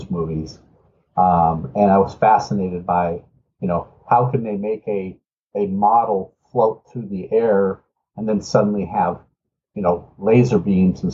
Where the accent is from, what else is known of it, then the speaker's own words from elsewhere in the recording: Los Angeles, California, United States; also born or lived in Richmond, Virginia; I was born in Richmond, Virginia. And then at the ripe old age of two, my parents decided to move our entire family to Los Angeles.